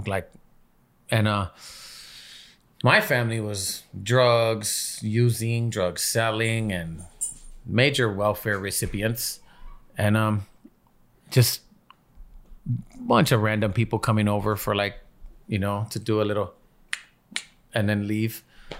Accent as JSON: {"language": "English", "town": "Los Angeles", "region": "California", "country": "United States", "tie": "born or raised there", "said": "You know, it's how it is life growing up in Echo Park, how it used to be."}